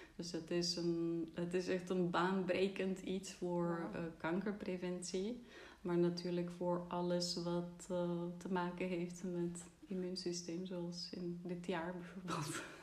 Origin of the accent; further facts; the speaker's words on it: Czechia; Dutch is a second language; moved away as an adult; now in Netherlands; Ik kwam uit Tsjechië, dus ik ben hier gaan wonen, eerst voor mijn studie